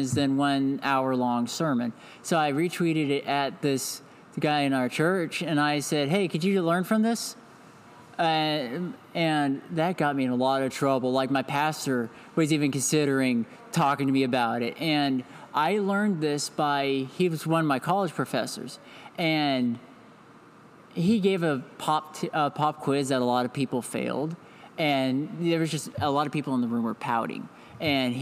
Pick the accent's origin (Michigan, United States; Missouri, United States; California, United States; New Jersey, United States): Missouri, United States; Independence; also born or lived in Georgia; I'm from Independence, Missouri. It's an outskirt of or a suburb of Kansas City, Missouri